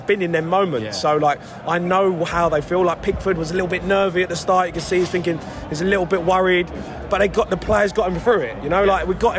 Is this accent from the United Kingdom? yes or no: yes; England, United Kingdom; being English